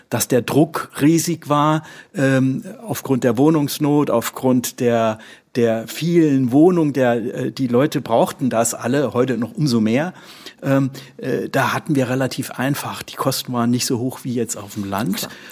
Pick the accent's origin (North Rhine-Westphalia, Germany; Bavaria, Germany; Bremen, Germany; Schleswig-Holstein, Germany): Schleswig-Holstein, Germany; können wir hier äh, als Schleswig-Holsteiner mit Hamburg und wir bestimmen in Hamburg, was läuft in der Infrastruktur.